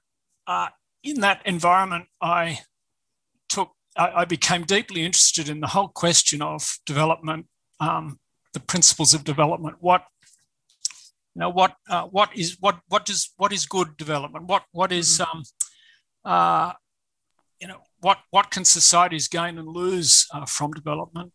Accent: Ngunnawal country, Australian Capital Territory, Australia; also born or lived in Fiji; I was born on Ngunnawal country and privileged to be born on Ngunnawal country, and I still live a few kilometres from where I was born

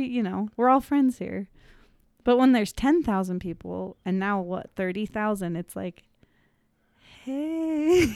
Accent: Park City, Utah, United States; I'm from Park City, Utah.

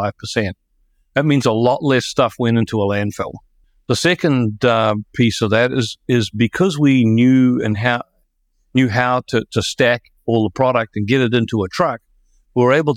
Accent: New Zealand; now in Franklin, United States; I'm originally a New Zealander, which is very much a strange thing around here in the United States

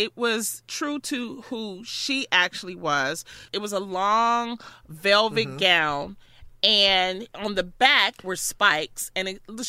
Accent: Detroit, Michigan, United States; I'm from Detroit.

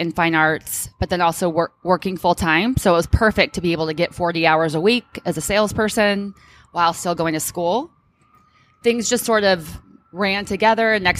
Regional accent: Orange County, California, United States; now in Oakland, United States; I'm born and raised in Orange County originally

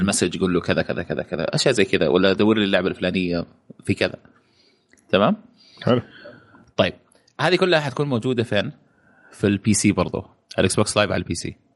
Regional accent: Saudi Arabia; عندنا في السعودية

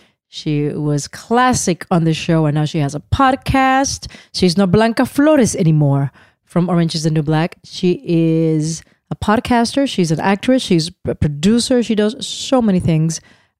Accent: Puerto Rico; moved away as an adult; also born or lived in New York / Los Angeles; Because I grew up in Puerto Rico and I moved to New York when I was 21.

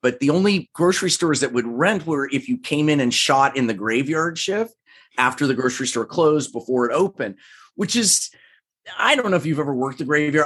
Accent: Overland Park, Kansas, United States; moved away as an adult; also born or lived in Evanston, Illinois / Chicago, Illinois; now in Los Angeles, United States; I grew up in Kansas, grew up in Overland Park, Kansas, which is a suburb of Kansas City

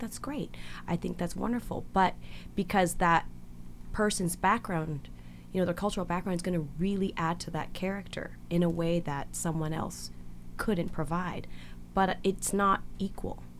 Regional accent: Victoria, British Columbia, Canada; English is a second language; I grew up in Victoria, uh, which is a pretty smaller community than yeah. Vancouver

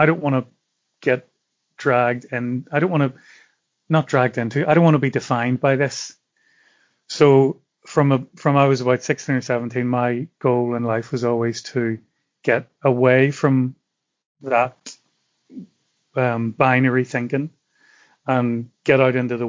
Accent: Belfast, Northern Ireland, United Kingdom; moved away as an adult; now in Italy; what I grew up with in Belfast

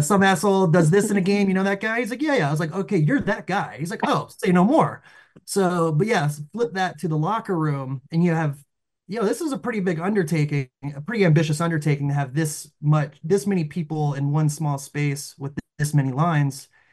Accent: the South, United States; we grew up in the South

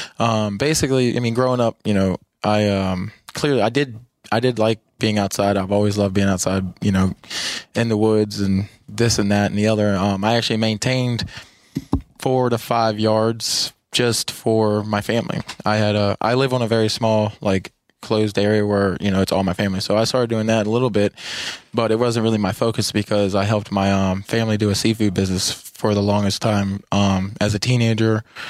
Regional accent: Gainesville, United States; started helping them start up about 45 minutes from where we grew up in Gainesville.

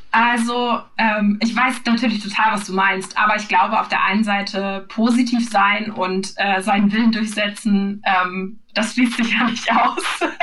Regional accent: Northern Germany, Germany; das sage ich als Norddeutsche

